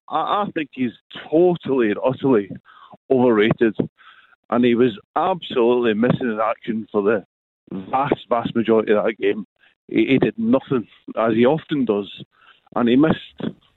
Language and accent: English; Ayrshire, Scotland, United Kingdom; now in England; Not quite from Ayrshire. I'm from Ayrshire, but I'm living down in England now.